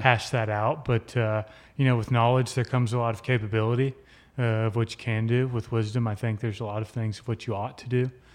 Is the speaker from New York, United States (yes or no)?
no; Midland, Texas, United States; born in Midland, Texas, lived there for nineteen years.